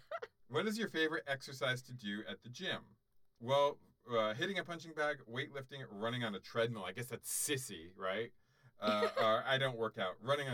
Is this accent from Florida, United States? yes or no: yes; South Florida, United States; I grew up in South Florida